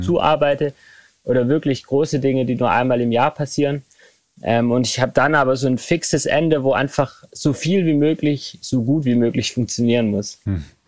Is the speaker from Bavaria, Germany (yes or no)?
no; Remseck, Baden-Württemberg, Germany; ich bin in Remseck aufgewachsen. Das ist äh, ein Ort zwischen Ludwigsburg und Stuttgart